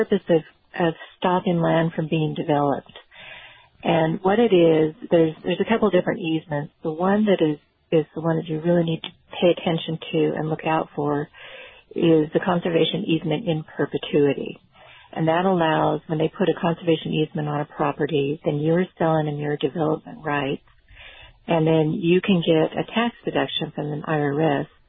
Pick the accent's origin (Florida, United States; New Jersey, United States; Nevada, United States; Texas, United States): Nevada, United States; I grew up in Nevada